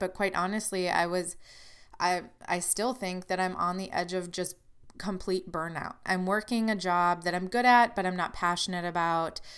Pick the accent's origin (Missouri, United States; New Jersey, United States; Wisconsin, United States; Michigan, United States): Wisconsin, United States; now in Illinois, United States; I'm from Wisconsin